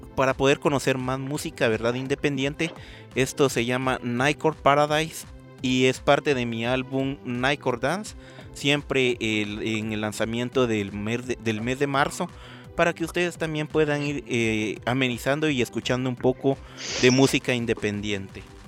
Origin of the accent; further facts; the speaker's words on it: Guatemala; como ciudadanos guatemaltecos